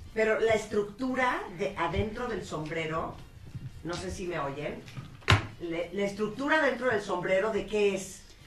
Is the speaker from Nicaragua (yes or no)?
yes; Nicaragua; now in Mexico; en Nicaragua, que es donde yo nací